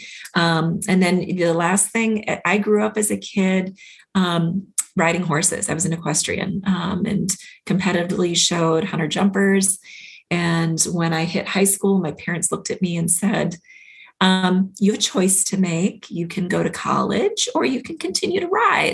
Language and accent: English; Minnesota, United States; I grew up in Minnesota